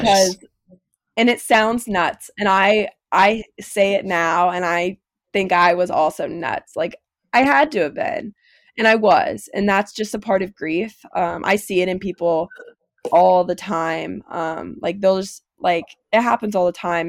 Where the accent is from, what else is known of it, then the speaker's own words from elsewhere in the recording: Lebanon, Kentucky, United States; I'm from Lebanon, which is the same town Haley's from